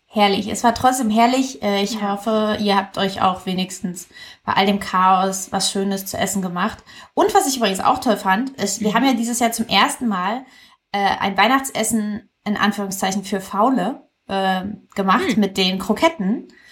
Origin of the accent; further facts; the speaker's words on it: East Germany, Germany; die Tradition in meiner Familie. Wir kommen ja aus Ostdeutschland